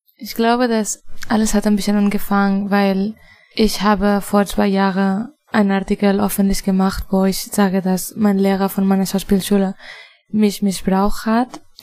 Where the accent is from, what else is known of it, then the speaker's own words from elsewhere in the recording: Spain; German is a second language; moved away; also born or lived in Barcelona; Ich komme aus Spanien.